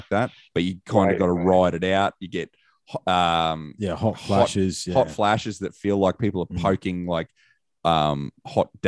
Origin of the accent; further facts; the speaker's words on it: Australia; being Australian